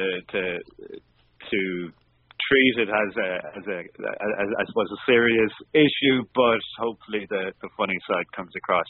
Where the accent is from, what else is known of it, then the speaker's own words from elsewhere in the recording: Limerick, Munster, Ireland; moved away as an adult; now in Dublin, Ireland; I'm from Limerick originally, but based in Dublin now